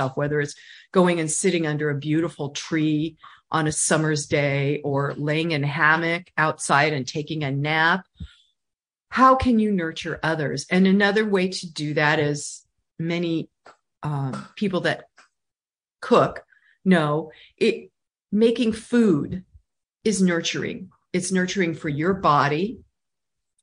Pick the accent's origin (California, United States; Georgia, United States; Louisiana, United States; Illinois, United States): California, United States; I'm from California